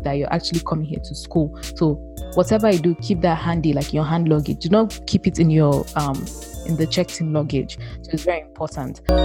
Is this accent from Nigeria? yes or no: yes; Nigeria; moved away as an adult; now in United States; I am from Nigeria